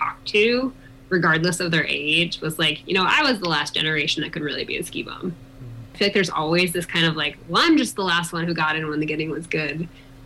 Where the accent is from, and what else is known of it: East Coast, United States; moved away as an adult; now in Colorado, United States